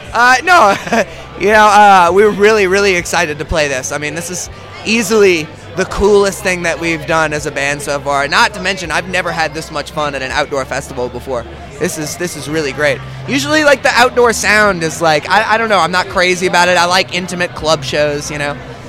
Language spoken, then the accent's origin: English; New Orleans, Louisiana, United States; We're from New Orleans, Louisiana. Wonderful, wonderful, wonderful place.